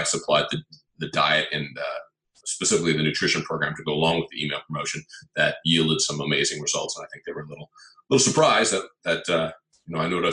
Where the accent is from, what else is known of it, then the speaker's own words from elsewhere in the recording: Palo Alto, California, United States; also born or lived in Los Angeles area, California; I was born and raised in Northern California in a town called Palo Alto